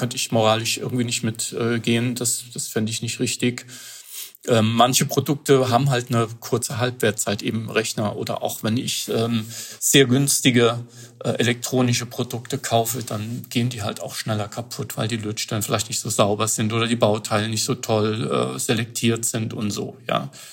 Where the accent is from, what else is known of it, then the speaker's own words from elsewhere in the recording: Germany; als äh, Europäer oder als Deutscher